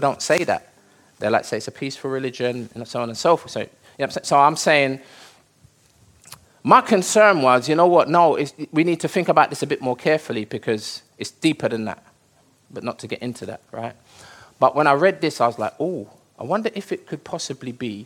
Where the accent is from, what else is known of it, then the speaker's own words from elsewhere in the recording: United Kingdom; I was born here, I'm British